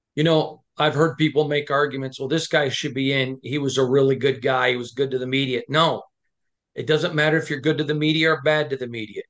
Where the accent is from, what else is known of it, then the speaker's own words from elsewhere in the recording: Michigan, United States; I'm from Michigan